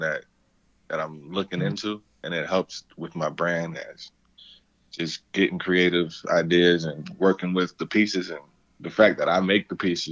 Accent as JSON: {"language": "English", "town": "New York City", "region": "New York", "country": "United States", "said": "I'm originally from New York. I'm from Brooklyn."}